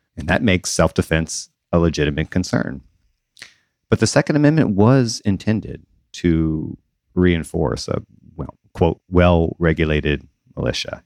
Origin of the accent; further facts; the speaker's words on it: Southern Mississippi, United States; I grew up in the South, in Southern Mississippi